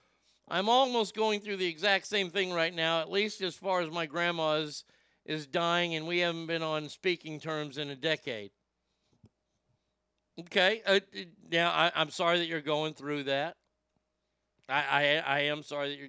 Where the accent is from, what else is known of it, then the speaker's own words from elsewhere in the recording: United States; I'm American.